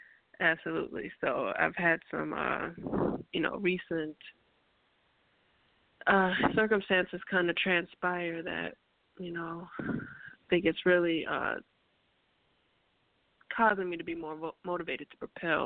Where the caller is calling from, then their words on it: Minneapolis, Minnesota, United States; I'm calling from Minneapolis, Minnesota.